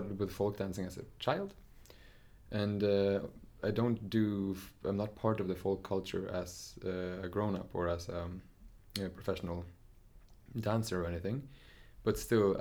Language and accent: English; Nesbyen, Buskerud, Norway; I grew up in Nesbyen in Norway.